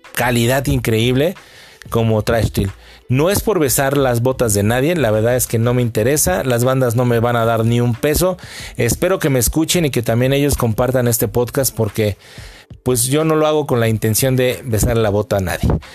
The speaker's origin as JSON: {"language": "Spanish", "country": "Mexico", "said": "mi tierra, a mi tierra, a mis bandas mexicanas"}